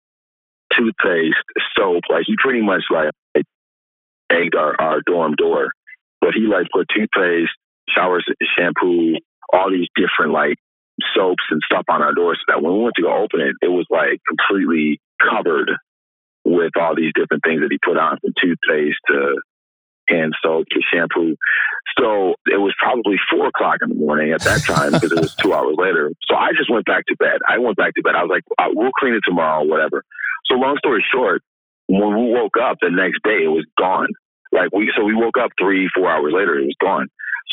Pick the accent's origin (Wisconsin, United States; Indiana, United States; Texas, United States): Wisconsin, United States; Milwaukee; also born or lived in Oak Creek, Wisconsin; I was born and raised in Milwaukee